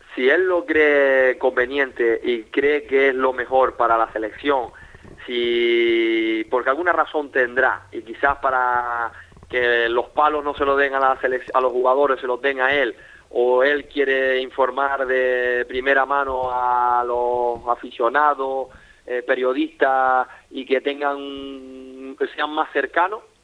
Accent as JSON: {"language": "Spanish", "country": "Spain", "said": "Yo soy español"}